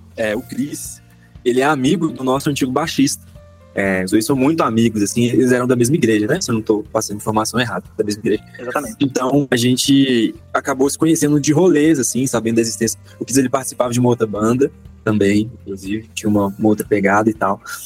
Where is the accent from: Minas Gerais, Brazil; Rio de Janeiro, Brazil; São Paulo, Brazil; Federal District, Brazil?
Minas Gerais, Brazil; Belo Horizonte; sou aqui de BH também, nascido e criado, moro no bairro Santo André